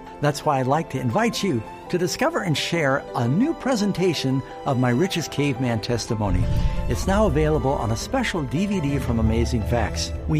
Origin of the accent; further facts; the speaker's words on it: New York City, New York, United States; I grew up mostly in New York City.